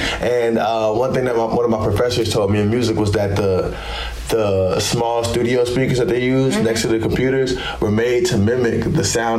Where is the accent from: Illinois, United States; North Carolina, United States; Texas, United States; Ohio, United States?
North Carolina, United States; Greensboro; I'm from Greensboro.